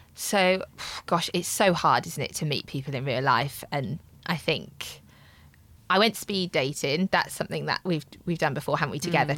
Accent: Midlands, United Kingdom; moved away as an adult; now in London, United Kingdom; I am 31 and I'm from the Midlands. Been living in London for about six years

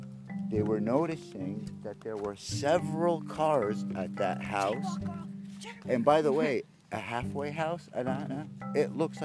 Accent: Haledon, New Jersey, United States; also born or lived in Wayne, New Jersey; And I grew up in Haledon when it was predominantly white.

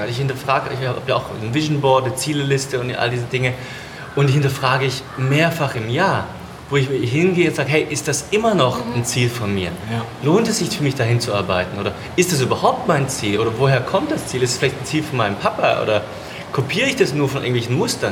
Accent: Germany; moved away; ich bin ja in Deutschland groß geworden

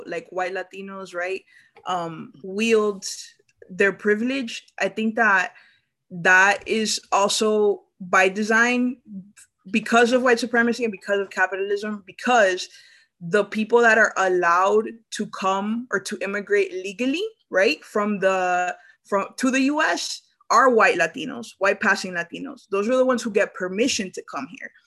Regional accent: Nicaragua; now in United States; I'm from Nicaragua.

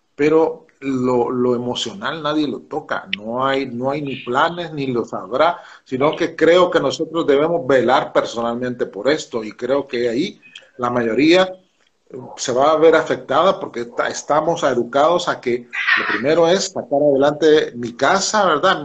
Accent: El Salvador; Nosotros los salvadoreños decimos que somos un pueblo de fe

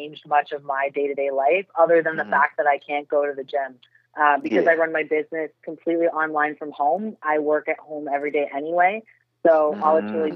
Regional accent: Toronto, Ontario, Canada; moved away as an adult; now in Florida, United States; I'm actually born and raised in Toronto, Canada

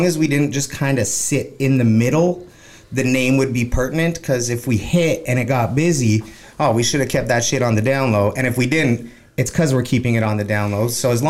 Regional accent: Toronto, Ontario, Canada; moved away as an adult; also born or lived in Winnipeg, Manitoba; now in Vancouver, Canada; So now I'm out here, and I love it out here. I love the West Coast. It's, even though I was born in Winnipeg, raised in Toronto, I've always felt like I belonged out here.

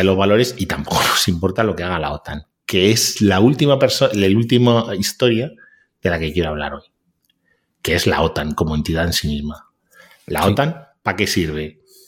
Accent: Spain

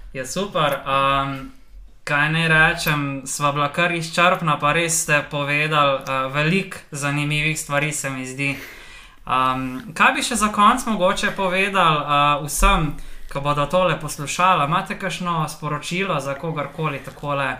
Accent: Slovenia; Slovenci smo delovni narod

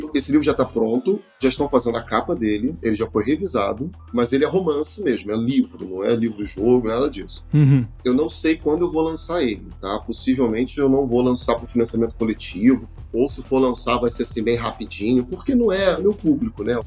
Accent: Rio de Janeiro, Brazil; nós que somos do Rio de Janeiro

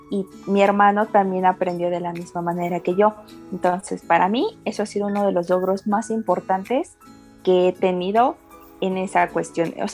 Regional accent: Mexico City, Mexico; soy de aquí de la Ciudad de México, tengo 25 años

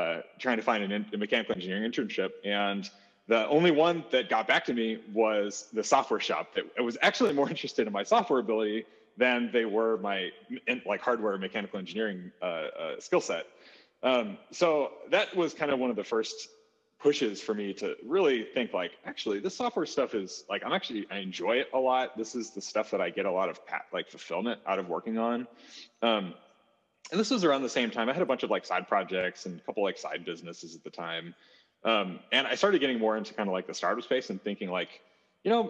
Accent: St. Louis, Missouri, United States; grew up born and raised in St. Louis

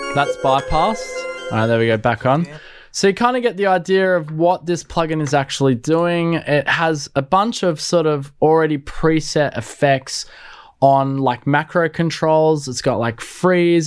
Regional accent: Australia; me being an Aussie

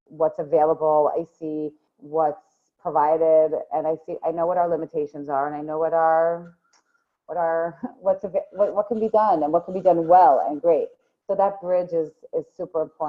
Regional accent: Long Island, New York, United States; moved away as an adult; now in Israel; I grew up in Long Island, New York.

